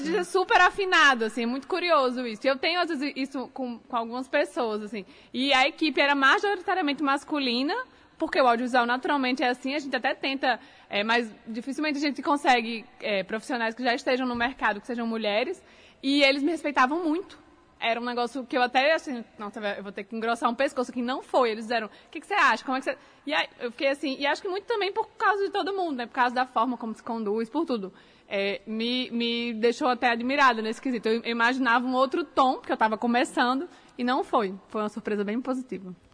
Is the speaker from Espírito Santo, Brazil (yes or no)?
no; Rio Grande do Norte, Brazil; nós, enquanto potiguares